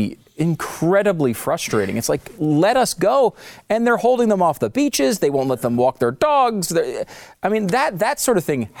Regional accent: New York, United States; born there; and you know, I was born in New York, but not in the city. And so, you know, I've spent a lot of time in upstate and in the suburbs of New York.

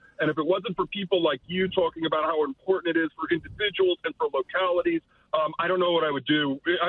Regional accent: Floral Park, New York, United States; I'm from Floral Park.

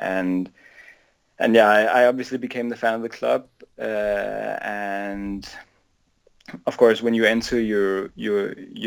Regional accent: Copenhagen, Capital Region of Denmark, Denmark; I'm born and raised in Denmark, in Copenhagen.

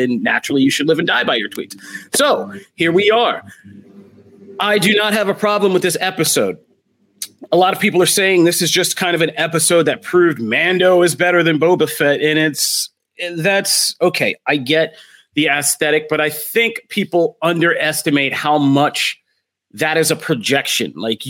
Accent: Philadelphia, Pennsylvania, United States; I'm from Philadelphia. You will always have to bring me in cold.

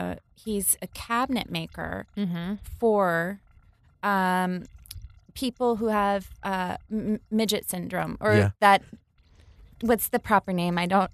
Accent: Farmingdale, Ohio, United States; Well, you know, I'm from the Midwest.

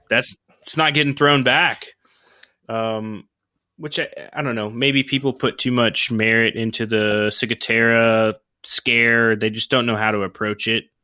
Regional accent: Oklahoma, United States; I grew up in Oklahoma

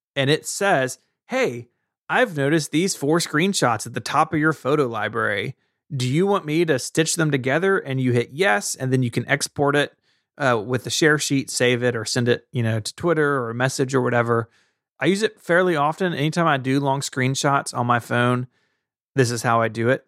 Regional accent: Tennessee, United States; I'm from Tennessee and I talk the way that I talk

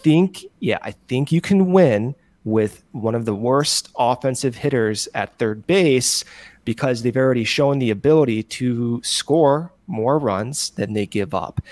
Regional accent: Buffalo Grove, Illinois, United States; moved away; also born or lived in West Coast; I'm from Buffalo Grove

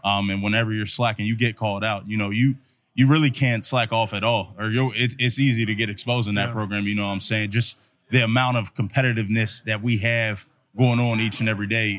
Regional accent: Maryland, United States; being from Maryland, Maryland, my hometown

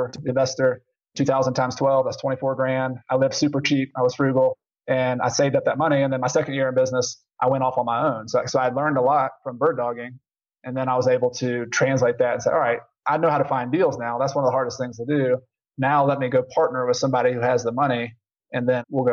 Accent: the South, United States; I grew up in the South and we'd go out in the country.

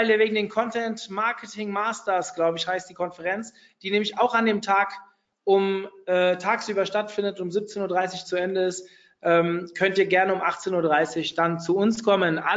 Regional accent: Hofheim, Hesse, Germany; Also keine Ahnung, ich komme jetzt hier aus Hofheim, das wissen ja viele von euch

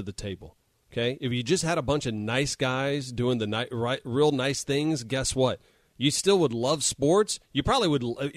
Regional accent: San Antonio, Texas, United States; we grew up in San Antonio.

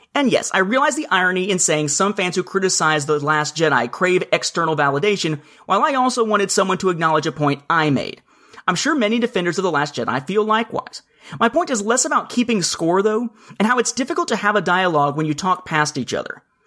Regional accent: Evansville, Indiana, United States; now in Atlanta metro area, United States; my hometown of Evansville, Indiana

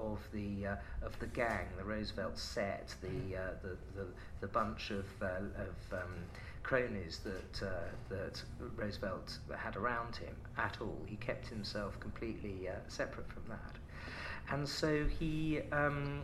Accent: United Kingdom; I'm a British patriot

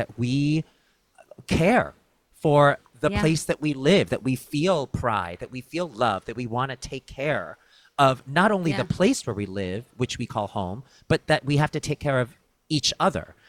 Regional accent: New York City, New York, United States; I'm a New Yorker, native New Yorker, born and bred. My parents still live in Brooklyn

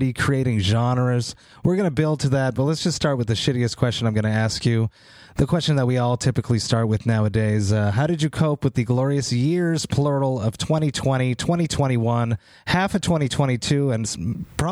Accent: Montreal, Quebec, Canada; I'm from Montreal

